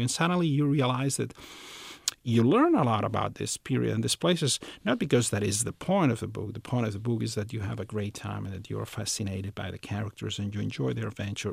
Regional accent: Barcelona, Catalonia, Spain; I was born in the city of Barcelona. I was raised there. I lived there most of my life. So it's it's it's my hometown

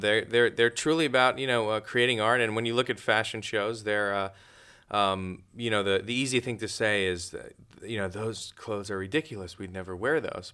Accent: New York City, New York, United States; I grew up there, but I grew up on Staten Island

